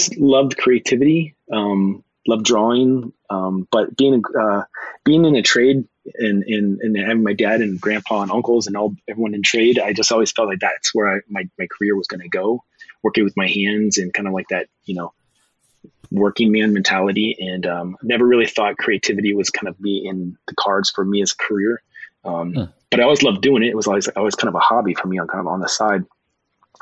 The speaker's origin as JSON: {"language": "English", "town": "Suffield", "region": "Ohio", "country": "United States", "tie": "born or raised there", "said": "I grew up in small town Ohio, Suffield, Ohio"}